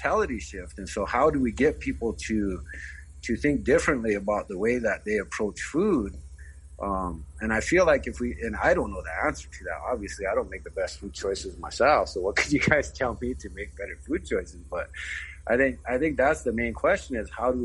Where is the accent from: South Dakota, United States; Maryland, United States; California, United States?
South Dakota, United States; Cheyenne River Indian Reservation; I'm from the Cheyenne River Indian Reservation in South Dakota